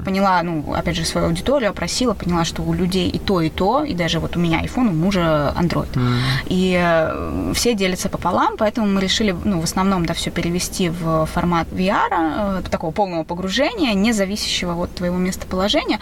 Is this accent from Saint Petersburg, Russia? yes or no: yes; Saint Petersburg, Russia